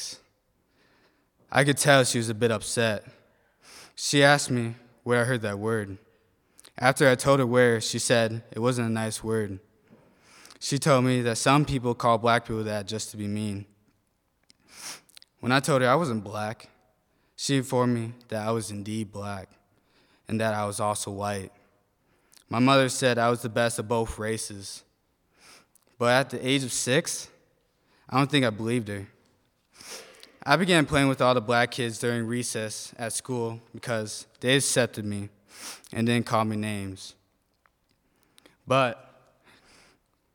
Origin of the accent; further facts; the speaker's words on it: South Bend, Indiana, United States; I was born and raised in South Bend, Indiana